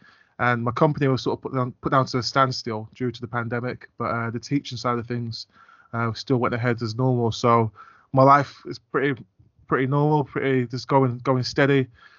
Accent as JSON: {"language": "English", "town": "Cheshunt", "region": "East of England", "country": "United Kingdom", "tie": "born or raised there", "also_born_or_lived": "North London", "moved": "as an adult", "lives_now": "Hull, United Kingdom", "said": "I grew up down south in Hertfordshire, which is a London suburb, a little town called Cheshunt."}